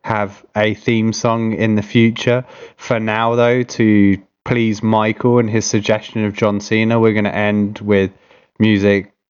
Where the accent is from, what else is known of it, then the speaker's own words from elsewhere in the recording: England, United Kingdom; moved away as an adult; now in Canada; growing up in Britain, I never knew about Christian rock, and then moving to North America